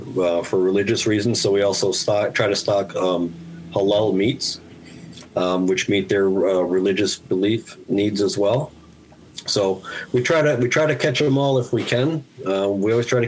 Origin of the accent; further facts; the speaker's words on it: Albany, New York, United States; also born or lived in Guilderland, New York / Germany; I was born and raised in Albany, lived in Gilderland since I was 10